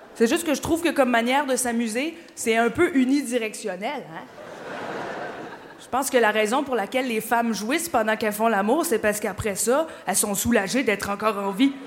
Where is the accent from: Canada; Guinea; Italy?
Canada; Quebec; je viens du Québec. Je viens d'arriver, je suis québécoise